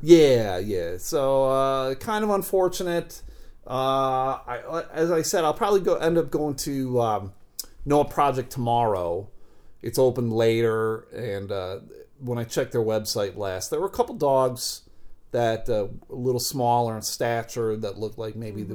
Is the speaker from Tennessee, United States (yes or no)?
no; Buffalo, New York, United States; moved away; growing up in Buffalo